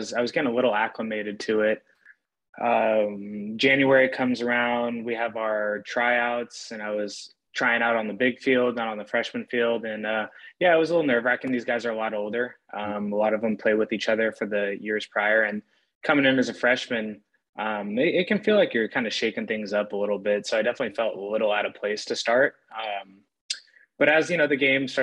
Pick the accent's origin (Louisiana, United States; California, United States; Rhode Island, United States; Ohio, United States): California, United States; Brentwood; Chose to stay home in my hometown, Brentwood, California